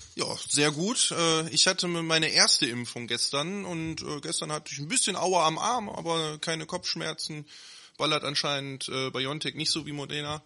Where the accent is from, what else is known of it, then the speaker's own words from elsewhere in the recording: Neuss, North Rhine-Westphalia, Germany; aus Neuss, gebürtiger Neusser, äh, Nüsser Jung